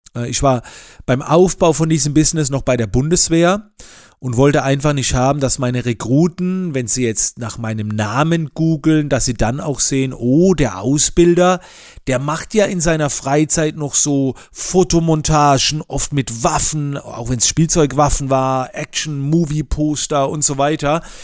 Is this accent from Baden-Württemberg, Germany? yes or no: yes; near Heidelberg, Mannheim, Baden-Württemberg, Germany; Ich komme aus der Nähe von Heidelberg, Mannheim und lebe dort mit meiner Familie.